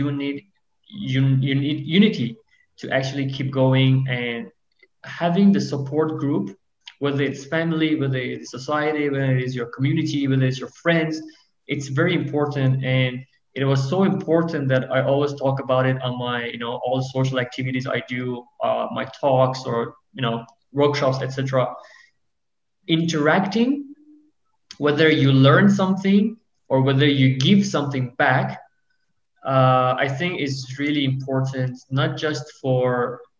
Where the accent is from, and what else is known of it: Iran